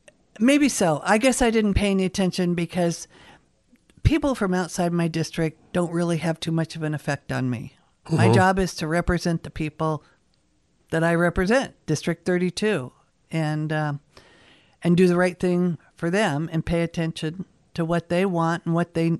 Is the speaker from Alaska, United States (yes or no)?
yes; Kodiak, Alaska, United States; I am from Kodiak.